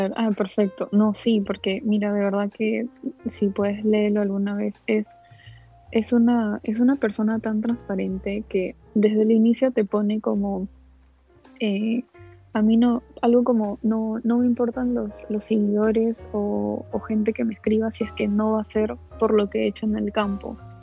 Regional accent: Cieneguilla, Lima, Peru; also born or lived in Callao; yo nací en el Callao, pero de ahí nos, nos mudamos a Cieneguilla

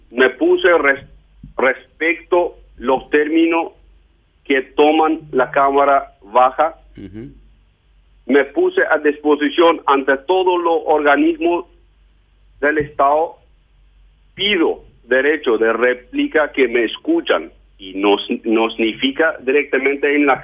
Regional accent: Germany; Yo soy alemán.

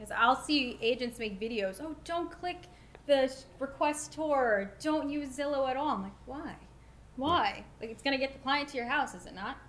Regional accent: Hicksville, New York, United States; I grew up in Hicksville.

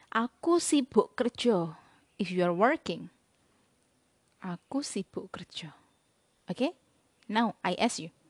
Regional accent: Blitar, East Java, Indonesia; Saya berasal dari Blitar. Jadi bahasa de, bahasa Jawa daerah Blitar lebih mengarah ke bahasa Jawa dialek Solo Yogyakarta.

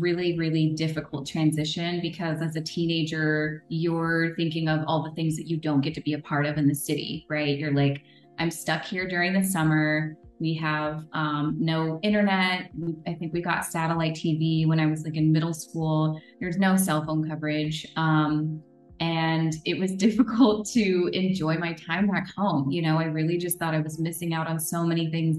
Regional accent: Northern California, United States; also born or lived in Navajo Nation reservation; So I spent a lot of the rest of my time in Northern California, living with my dad

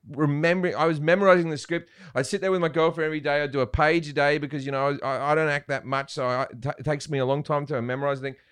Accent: Australia; accent: Australian

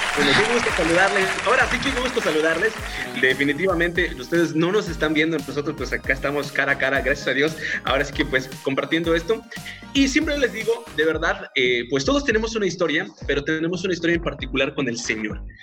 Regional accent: Yucatán, Mexico; como yucatecos y las personas que no están de Yucatán, pues bueno, nos sentimos súper orgullosos

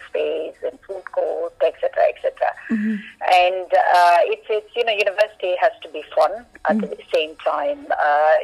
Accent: Kannur, Kerala, India; moved away; I come from Kerala, I come from Kannur myself

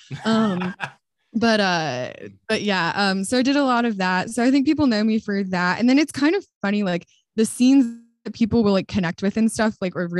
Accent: Longmont, Colorado, United States; moved away as an adult; also born or lived in Dallas, Texas; now in Los Angeles, United States; I call Longmont my hometown. I lived there till I was 18.

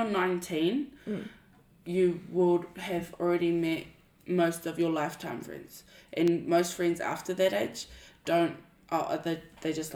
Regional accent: Eltham, Taranaki, New Zealand; moved away; I grew up in Eltham

